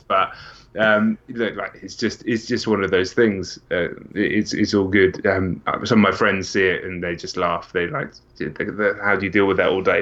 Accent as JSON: {"language": "English", "region": "England", "country": "United Kingdom", "said": "I'm not from America as well."}